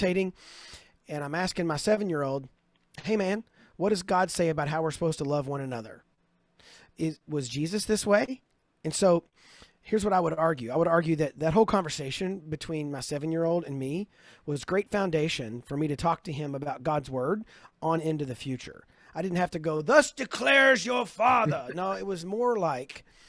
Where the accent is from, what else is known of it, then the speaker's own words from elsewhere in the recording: Kentucky, United States; I'm from Kentucky